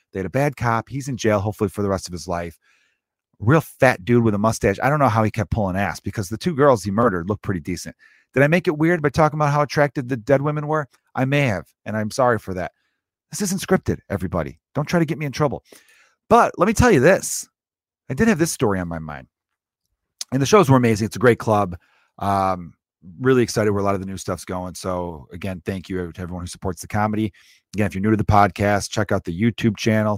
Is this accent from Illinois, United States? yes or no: yes; Chicago, Illinois, United States; I was born and raised in the same city, Chicago.